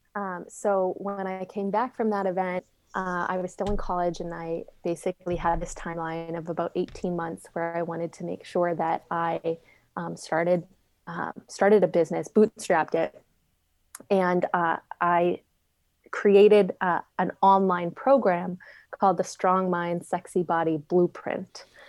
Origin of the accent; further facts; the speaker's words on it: Saskatchewan, Canada; moved away as an adult; also born or lived in Arizona; the town that I grew up in, in Saskatchewan, Canada, it had five hundred people.